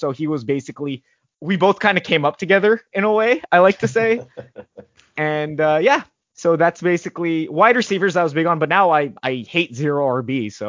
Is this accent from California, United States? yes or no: yes; Montebello, California, United States; I'm from Los Angeles, born and raised. I've been in the same city my entire life, Montebello.